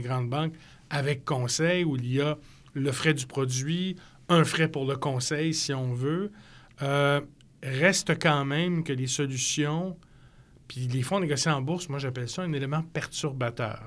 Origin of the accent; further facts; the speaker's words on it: Canada; on est Canadien